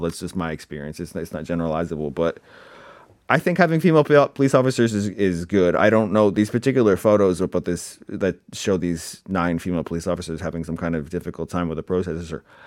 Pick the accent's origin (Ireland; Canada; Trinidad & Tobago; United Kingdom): Canada; now in Seoul, South Korea; I come across as too Canadian